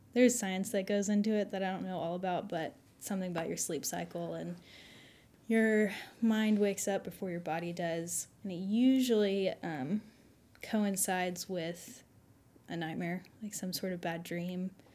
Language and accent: English; Fayetteville, Arkansas, United States; I was born here in Fayetteville, so I've been in the good old Southern Bible